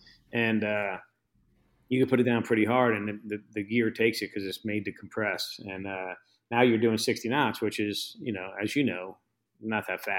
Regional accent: New York, United States; I came from New York, so I had no idea what kind of expect, you know?

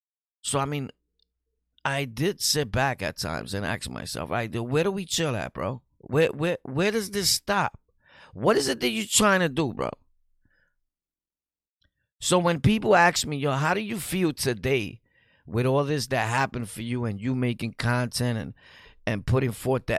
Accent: Bronx, New York, United States; we're both from the Bronx, so you know that we're dirty

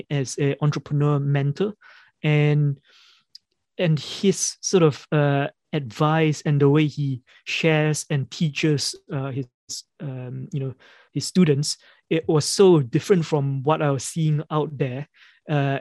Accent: Malaysia; moved away as an adult; now in United Kingdom; I grew up in Malaysia and I came to the UK about 15, 16 years ago.

